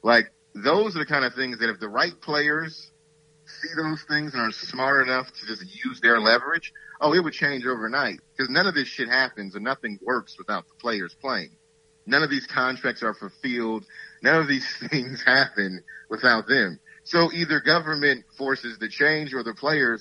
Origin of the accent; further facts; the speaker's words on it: Saginaw, Michigan, United States; I'm from Saginaw, Michigan